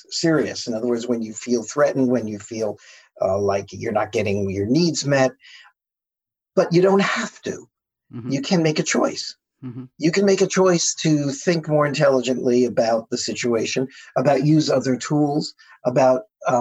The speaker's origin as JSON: {"language": "English", "country": "United States", "said": "U.S. Americans, which is the case for both you and me"}